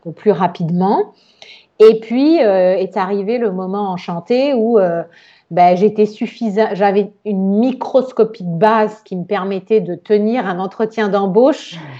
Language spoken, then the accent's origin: French; Nice, Provence-Alpes-Côte d'Azur, France; moved away as an adult; also born or lived in Florence; j'ai grandi à Nice, on est à côté de l'Italie